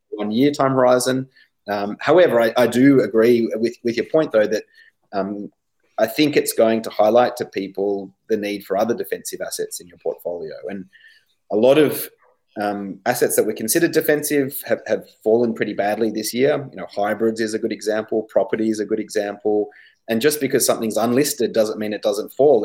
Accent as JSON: {"language": "English", "country": "Australia"}